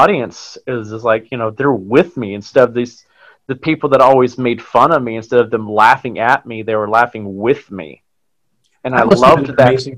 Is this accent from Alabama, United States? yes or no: yes; Huntsville, Alabama, United States; moved away as an adult; now in New York City, United States; I'm originally from Huntsville, Alabama. I moved up here about 14 years ago to New York City to pursue acting